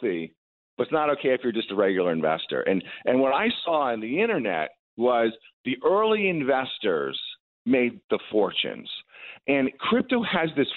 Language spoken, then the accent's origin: English; Long Island, New York, United States; moved away as an adult; also born or lived in Silicon Valley; I grew up on Long Island